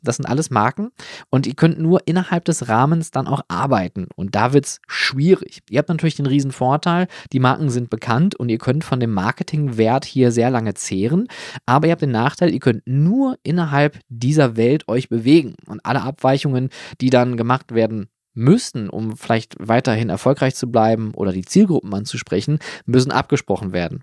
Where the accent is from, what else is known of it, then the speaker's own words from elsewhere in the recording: Germany; hier bei uns in Deutschland